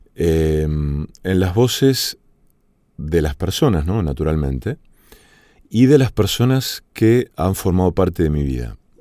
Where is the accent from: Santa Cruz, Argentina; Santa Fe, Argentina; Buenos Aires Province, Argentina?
Santa Fe, Argentina; Villa Cañas; moved away; also born or lived in Rosario; mi pueblo natal, que se llama Villa Cañas